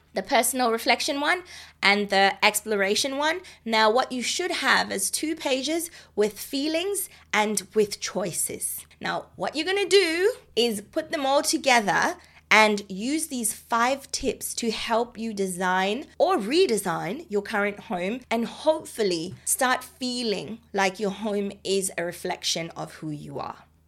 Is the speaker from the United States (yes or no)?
no; Botswana; now in Australia; I'm from Botswana